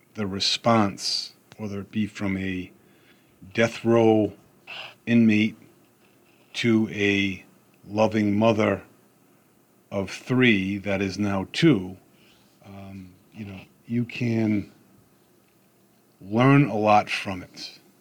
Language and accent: English; Rhode Island, United States; I'm from Rhode Island